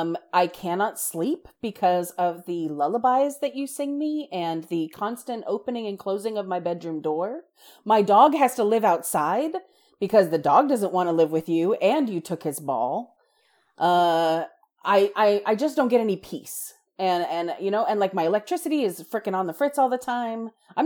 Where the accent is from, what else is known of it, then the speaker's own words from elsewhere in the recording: East Coast, United States; Well, okay, so I grew up on the East Coast.